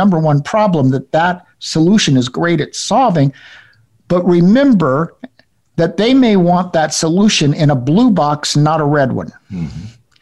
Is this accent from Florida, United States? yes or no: yes; Florida, United States; I grew up in Florida, but it was very much the South. Mm-hmm. In fact, I was sixth generation Floridian